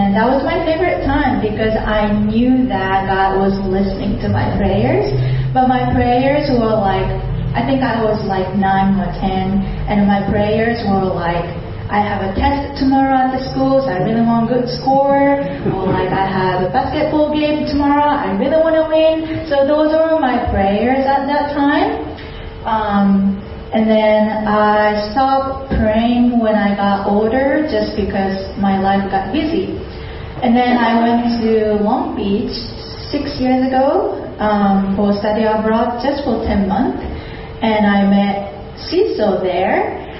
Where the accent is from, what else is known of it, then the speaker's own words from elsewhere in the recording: Japan; English is a second language; I'm from Japan, and my families are believers in Buddhism, so I grew up in that family